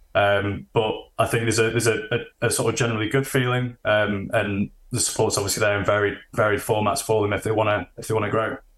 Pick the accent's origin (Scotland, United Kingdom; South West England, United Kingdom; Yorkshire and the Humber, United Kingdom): Yorkshire and the Humber, United Kingdom; Sheffield; I'm originally from Sheffield, living in Sheffield still